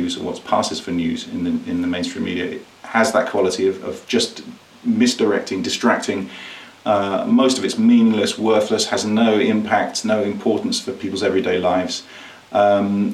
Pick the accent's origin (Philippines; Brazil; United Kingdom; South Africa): United Kingdom; I grew up in Britain, where you have the Republican view